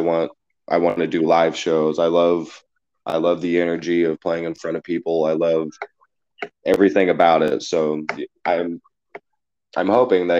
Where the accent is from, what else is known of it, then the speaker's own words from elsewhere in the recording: a small town in Nebraska, United States; I'm from a small town in Nebraska, and the support overseas has been more immense than the support in my hometown